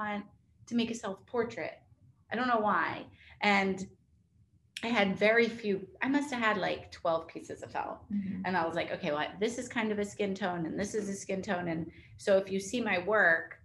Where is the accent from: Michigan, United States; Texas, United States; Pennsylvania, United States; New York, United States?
New York, United States; moved away as an adult; now in Charleston, United States; I'm not from Charleston. I'm from New York, but we've lived here for 14 years